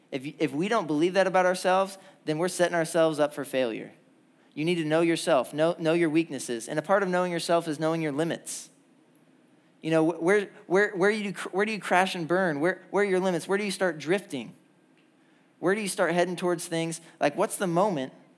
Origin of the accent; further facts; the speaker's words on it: Indiana, United States; now in Georgia, United States; I'm from Indiana